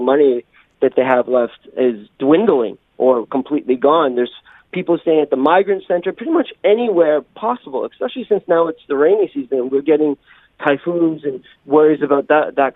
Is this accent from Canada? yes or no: yes; Canada; now in Jeju, South Korea; I'm a Waygukan. I'm from Canada